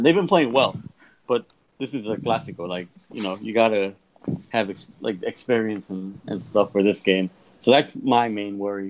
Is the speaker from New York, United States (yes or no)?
yes; New York, United States; I'm from New York